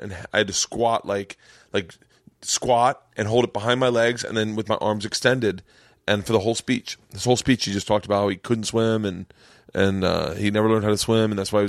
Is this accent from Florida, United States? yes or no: yes; Tampa, Florida, United States; And I'm from Tampa.